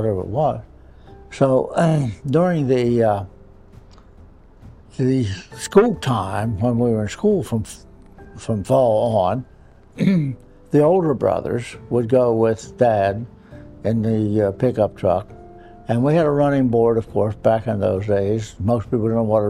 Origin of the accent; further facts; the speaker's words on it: Quiet Dell, West Virginia, United States; I grew up in a little farm community, farm and coal mine community, of a quiet dell, West Virginia. It's up in the northern part of the state near Fairmont, West Virginia.